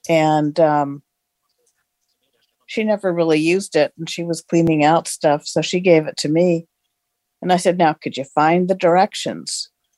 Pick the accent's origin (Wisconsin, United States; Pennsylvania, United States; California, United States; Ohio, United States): California, United States; Carmichael; I'm from Carmichael, California, and I just got my TOA 60 air fryer.